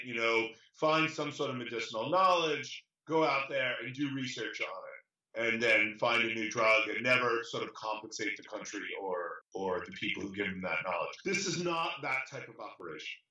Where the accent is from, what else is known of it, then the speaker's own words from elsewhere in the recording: New York, United States; I'm from New York originally